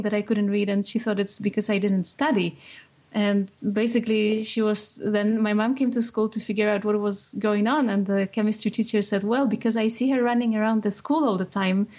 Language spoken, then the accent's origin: English; Poland; moved away as an adult; now in United States; when I was growing up in Poland